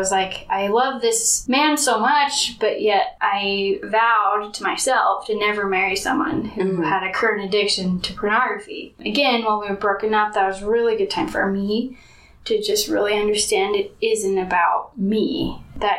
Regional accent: Mapleton, Utah, United States; I am from Mapleton, Utah. I grew up there, went to Springville High School

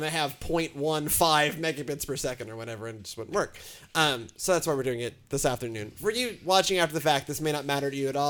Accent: Houston, Texas, United States; I'm from Houston.

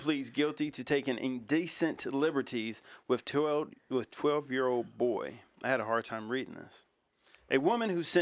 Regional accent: Louisville, Kentucky, United States; moved away; I'm from Louisville

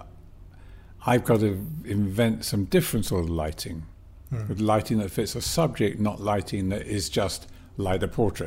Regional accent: England, United Kingdom; also born or lived in Birmingham; I was born and raised in England

